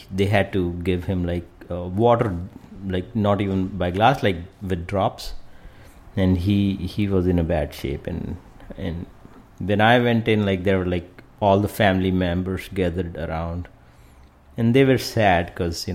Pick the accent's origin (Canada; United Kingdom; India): India; moved away; I was born in India